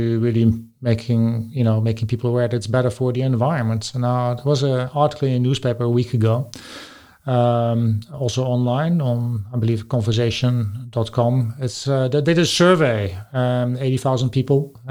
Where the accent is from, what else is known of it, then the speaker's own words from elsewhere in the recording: Netherlands; I'm from the Netherlands